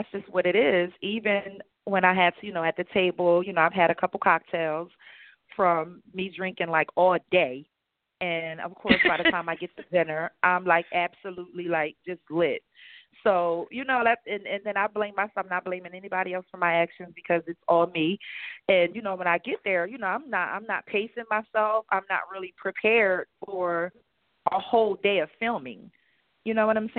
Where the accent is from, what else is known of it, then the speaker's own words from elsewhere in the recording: Chester, Pennsylvania, United States; also born or lived in Philadelphia / Delaware; I'm from Chester, Pennsylvania. I've lived in Philadelphia and Delaware